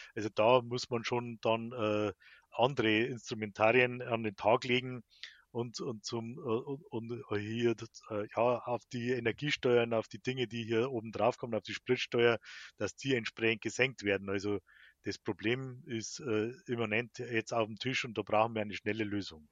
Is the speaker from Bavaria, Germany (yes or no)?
yes; Bavarian Forest, Germany; bei uns im Bayerischen Wald